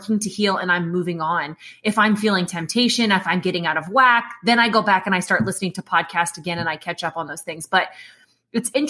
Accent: Indiana, United States; I'm from the Midwest. Listen, I know, Judy, I'm just a basic white person, okay? That's it. There's no eclectic culture there, Judy. It's just Indiana.

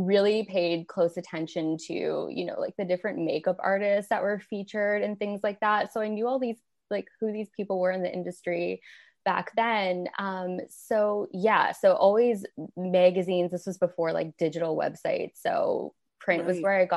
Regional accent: Windsor, Ontario, Canada; moved away as an adult; now in United States; I'm originally from Canada. I grew up in a city called Windsor, Ontario, and it's on the border with Detroit

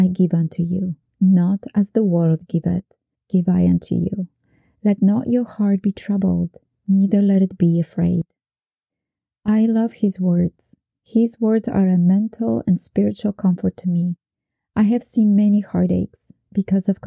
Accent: Poland; moved away; Growing up in Poland during communism

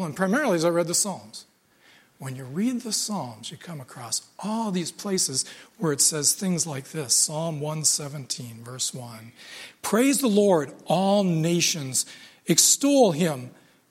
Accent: United States; I grew up in America

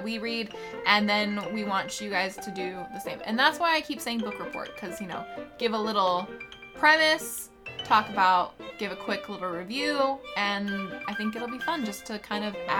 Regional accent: Kentucky, United States; it's very probably because I'm a redneck from Kentucky

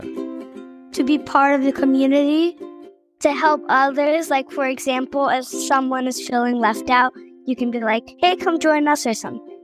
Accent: Dallas, Texas, United States; I'm seven years old, and I'm from Dallas, Texas

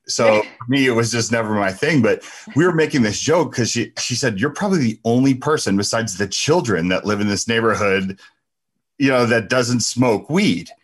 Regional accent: New Jersey, United States; moved away as an adult; also born or lived in Ohio; we were from back east, right? We're from Jersey.

